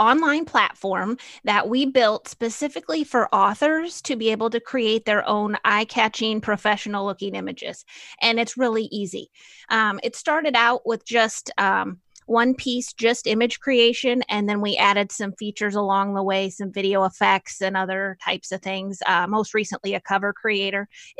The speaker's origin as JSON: {"language": "English", "town": "Normal", "region": "Illinois", "country": "United States", "said": "Well, we're so desensitized, I think, to saying that we're from Normal."}